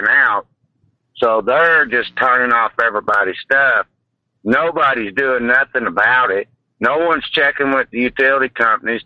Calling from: Kentucky, United States; I'm calling from Kentucky

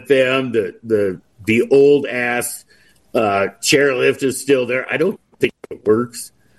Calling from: Colorado, United States; Yeah, Northwest Colorado in the mountains.

